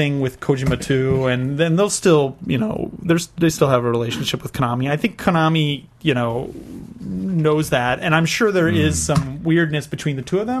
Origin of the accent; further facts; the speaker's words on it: United States; Because I'm from America.